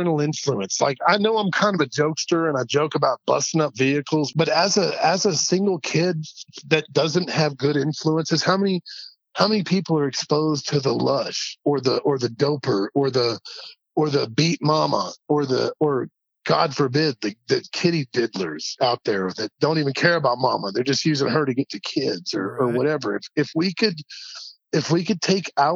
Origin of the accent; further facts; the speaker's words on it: Red Bank, Tennessee, United States; also born or lived in Chattanooga, Tennessee; now in Albuquerque, United States; I love Chattanooga. I love Red Bank. I'm so thankful that I got to grow up in that part of the country